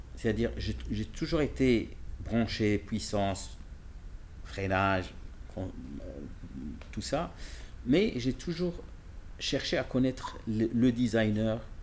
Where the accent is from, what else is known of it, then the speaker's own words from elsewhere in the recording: Casablanca, Casablanca-Settat, Morocco; je ne viens pas de Genève, je viens de Casablanca.